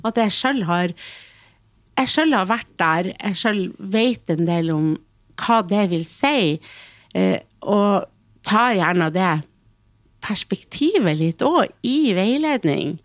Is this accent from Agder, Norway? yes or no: no; Hamarøy, Nordland, Norway; Jeg kommer fra ei lita øy. Mm. Jeg kommer fra Hamarøy, som er en mm. kjempevakker plass